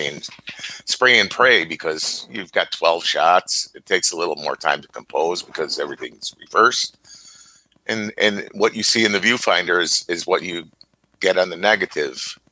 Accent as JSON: {"language": "English", "town": "Chicago", "region": "Illinois", "country": "United States", "moved": "yes", "said": "I'm a Chicagoan living in a small town right now"}